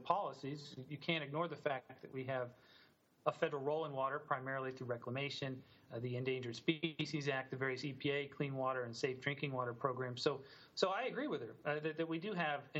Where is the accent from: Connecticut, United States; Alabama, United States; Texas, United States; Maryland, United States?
Maryland, United States; moved away as an adult; now in Utah, United States; I grew up back in Maryland